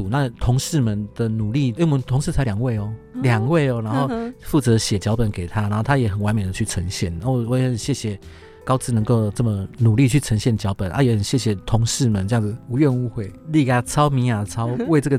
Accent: Taiwan; 所以他是我们台湾人做的。

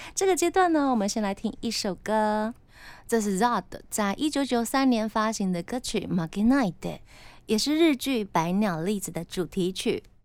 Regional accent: Tainan, Taiwan; now in Taipei, Taiwan; 我本身就是在台南长大的小孩

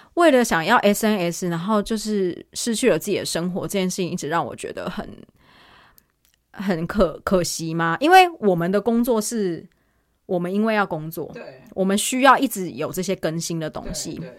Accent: Taiwan; now in South Korea; 但毕竟我是台湾人啦

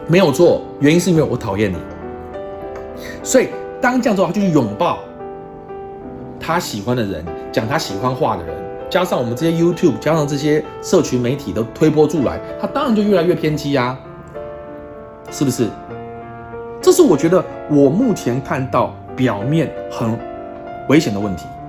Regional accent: Taiwan; 我们台湾人

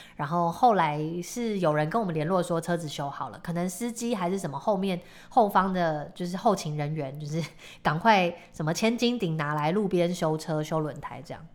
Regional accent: Tainan, Taiwan; also born or lived in Taipei; 因为我是台南人

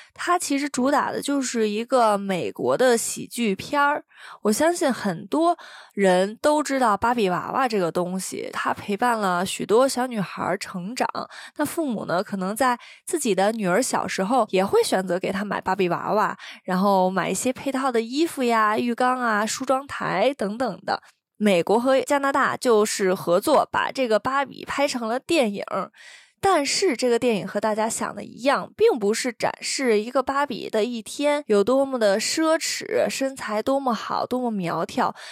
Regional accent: China; moved away as an adult; now in Taiwan; 我从小是在，呃，这边大陆的教育

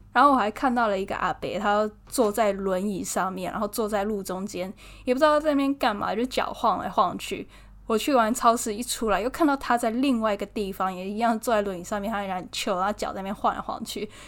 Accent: Taiwan; 我台湾人

